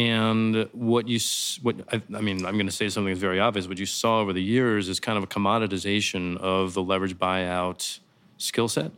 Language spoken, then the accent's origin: English; St. Louis, Missouri, United States; moved away as an adult; also born or lived in Chicago / New York City; I grew up in Saint Louis, Missouri.